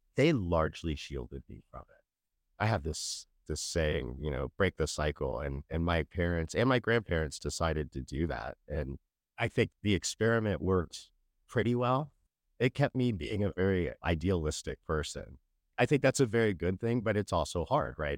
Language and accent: English; Sacramento, California, United States; moved away; also born or lived in Florida / Kentucky; Growing up in Sacramento